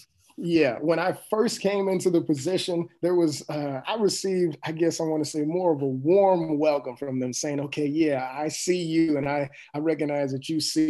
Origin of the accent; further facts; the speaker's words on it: East St. Louis, Illinois, United States; especially where I'm coming from East St. Louis, because there's something that kind of goes with it, saying that, you know, it's a place where people don't make a lot of money.